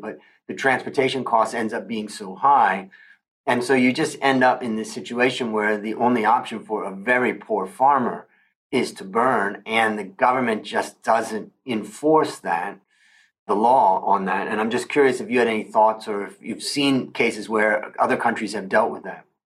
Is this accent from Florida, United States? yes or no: no; northeastern Ohio, United States; moved away as an adult; also born or lived in California / Thailand; I grew up in Ohio, in northeastern Ohio